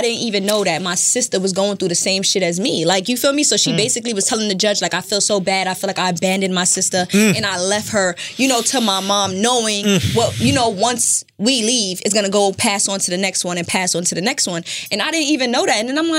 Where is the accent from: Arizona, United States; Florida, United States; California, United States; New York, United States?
New York, United States; New York City; I'm from Brooklyn. You're from Brooklyn. I'm from the floors, Canarsie, okay.